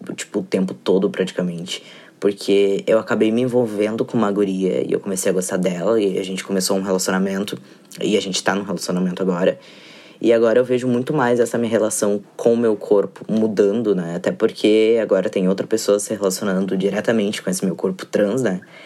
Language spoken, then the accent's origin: Portuguese; Porto Alegre, Rio Grande do Sul, Brazil; eu sou de Porto Alegre